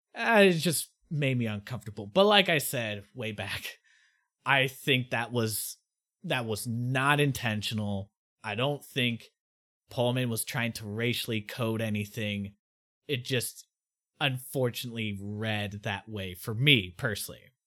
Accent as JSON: {"language": "English", "country": "United States", "said": "me as an American"}